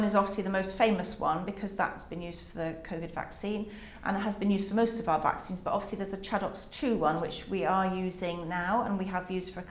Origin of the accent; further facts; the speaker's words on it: Carmarthen, Wales, United Kingdom; moved away; also born or lived in Oxford; in Carmarthen in West Wales where we grew up